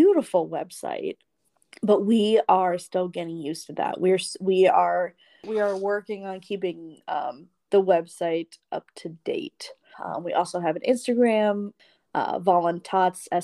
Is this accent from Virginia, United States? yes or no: no; Cleveland, Ohio, United States; I'm from Cleveland